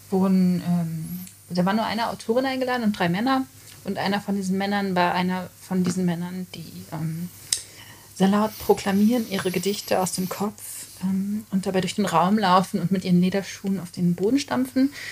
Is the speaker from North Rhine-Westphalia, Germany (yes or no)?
yes; Gevelsberg, North Rhine-Westphalia, Germany; also born or lived in Hagen; also ich bin in Hagen mhm. geboren, in, aber ich bin aufgewachsen in Gevelsberg.